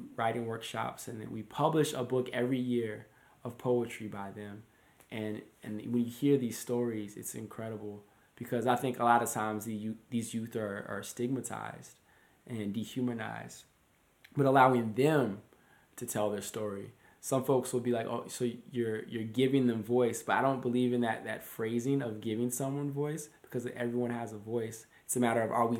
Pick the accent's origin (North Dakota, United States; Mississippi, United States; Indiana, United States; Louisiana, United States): North Dakota, United States; moved away as an adult; also born or lived in New York / Minneapolis; coming from North Dakota, small city